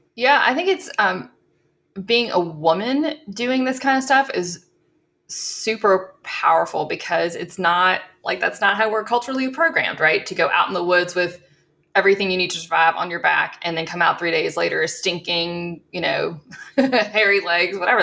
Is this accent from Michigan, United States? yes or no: no; South Louisiana, United States; also born or lived in Colorado; growing up in South Louisiana